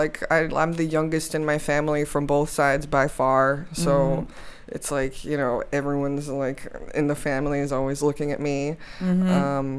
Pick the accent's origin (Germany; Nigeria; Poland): Poland; also born or lived in Chicago; I moved to Poland because I was born in Chicago. Mm-hmm. My dad's American. My mom's Polish. Mm-hmm. And then I moved with my mom back to Poland when I was like 6 or something.